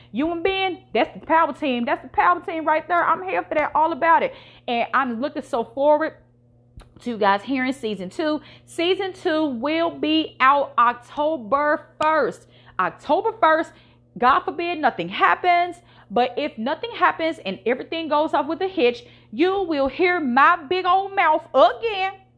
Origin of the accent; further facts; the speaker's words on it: Virginia, United States; now in Memphis, United States; I'm from Virginia